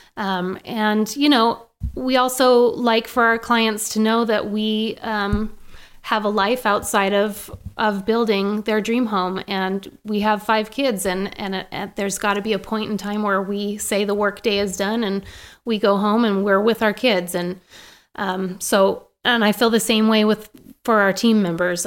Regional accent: Maine, United States; now in Boise, United States; I grew up in Maine

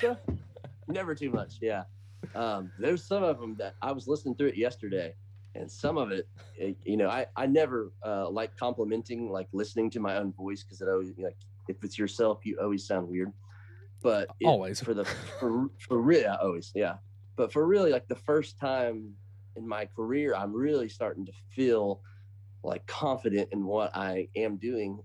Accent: Bloomington, Indiana, United States; I am from Indiana. So a town called Bloomington, born and raised

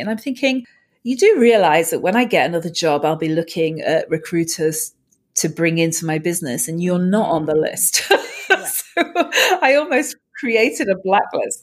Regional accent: Manchester, North West England, United Kingdom; Manchester, the UK is my hometown

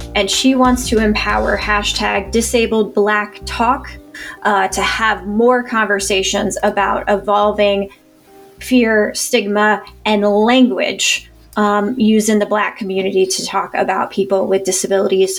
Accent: Indiana, United States; I'm from Indiana

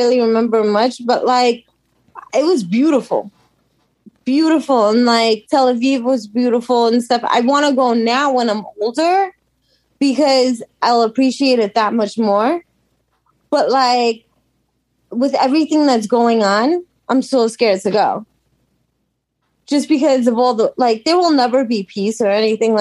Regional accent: New York City, New York, United States; also born or lived in Russia; I grew up in Brooklyn, New York.

